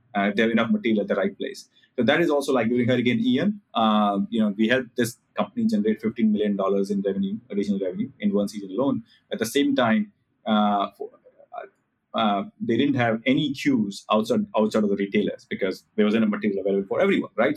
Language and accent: English; India; as an Indian